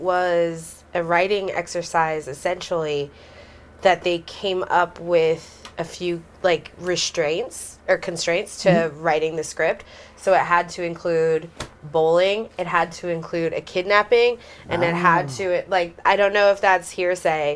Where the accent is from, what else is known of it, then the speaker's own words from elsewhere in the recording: Santa Barbara, California, United States; I'm from Santa Barbara